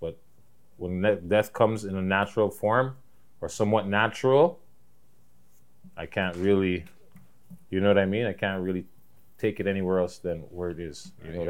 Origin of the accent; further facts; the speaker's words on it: Toronto, Ontario, Canada; I'm from Toronto, bitch.